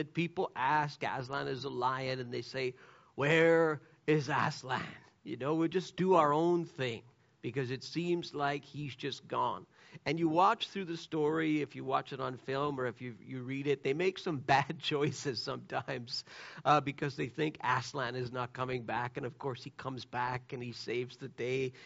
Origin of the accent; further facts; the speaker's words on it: Canada; I'm a Canadian